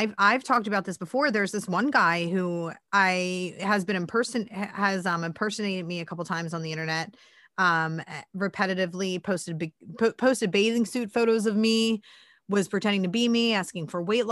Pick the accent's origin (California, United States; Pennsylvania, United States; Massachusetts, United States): Pennsylvania, United States; Philadelphia; I'm Irish and from Northeast Philly